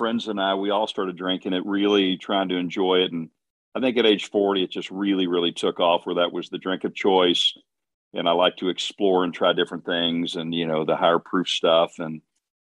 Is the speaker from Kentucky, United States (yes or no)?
yes; Louisville, Kentucky, United States; I grew up in Louisville